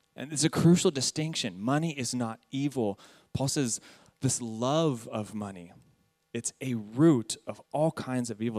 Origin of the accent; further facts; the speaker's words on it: San Jacinto, California, United States; I'm an American. I've lived in Southern California my entire life. I grew up in a ghetto town in the IE, San Jacinto, right next to Hemet.